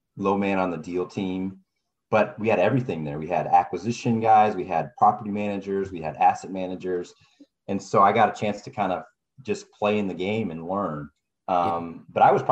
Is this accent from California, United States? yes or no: yes; California, United States; I'm from California